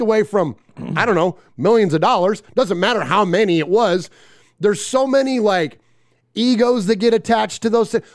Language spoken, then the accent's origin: English; San Jose, California, United States; It's where I'm from. I'm from San Jose.